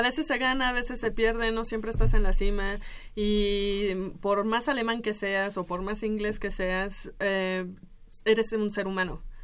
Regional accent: Mexico; nos ponemos como mexicanos

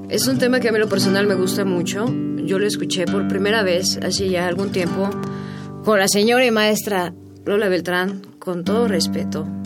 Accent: Mexico City, Mexico; nacida en la Ciudad de México.

